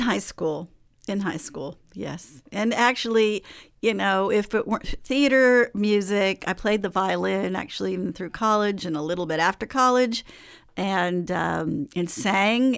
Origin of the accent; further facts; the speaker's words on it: Oakland, California, United States; grew up in Oakland, so I went through the Oakland public school system in sixties and seventies